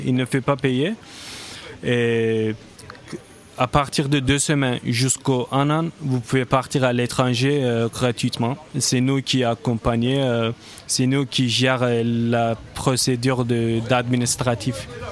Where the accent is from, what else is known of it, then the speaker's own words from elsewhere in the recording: Turkey; moved away; je viens de la Turquie, donc c'était hors d'Europe